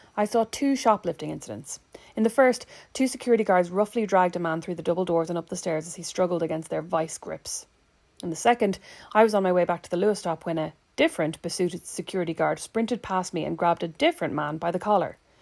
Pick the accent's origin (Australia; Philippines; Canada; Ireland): Ireland; now in Indiana, United States; there are some things I don't miss about my home country